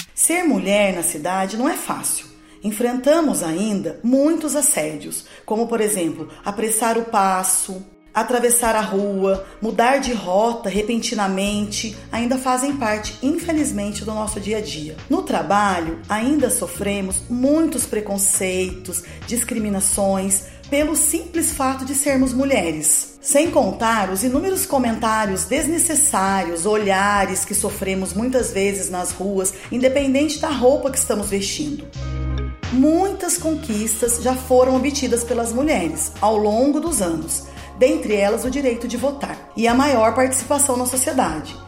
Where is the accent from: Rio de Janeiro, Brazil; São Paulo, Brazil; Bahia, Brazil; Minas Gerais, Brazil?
São Paulo, Brazil; Guaratinguetá; sou nascida em Guaratinguetá, filha de Ernesto e Ângela. Fui criada quase toda a minha infância na Pedreira